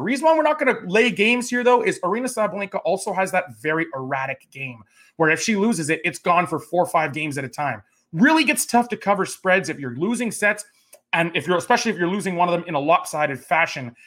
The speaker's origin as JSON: {"language": "English", "country": "Canada", "said": "as a Canadian tennis fan"}